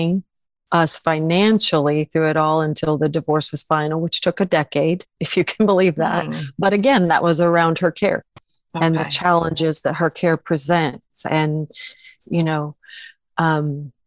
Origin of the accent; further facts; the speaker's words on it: Illinois, United States; moved away as an adult; now in Oklahoma, United States; I'm originally from Illinois, came to Oklahoma to go to ORU. And that was in 1987.